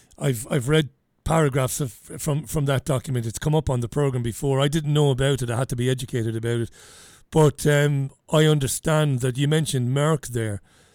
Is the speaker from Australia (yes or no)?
no; Waterford, Munster, Ireland; So we said, we're from Ireland. I'm from Waterford.